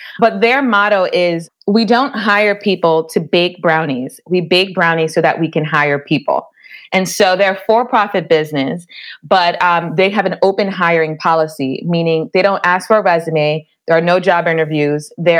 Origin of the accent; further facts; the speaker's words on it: New York City, New York, United States; I'm originally from the Bronx, New York, but my family is from Jamaica. I'm half Jamaican and half Cuban. And so I grew up in an immigrant household in the Bronx in an immigrant community.